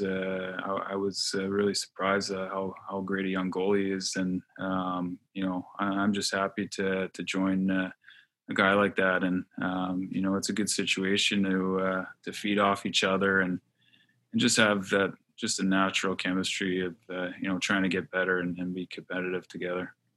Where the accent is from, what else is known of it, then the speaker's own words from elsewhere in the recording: Montreal, Quebec, Canada; I'm from Montreal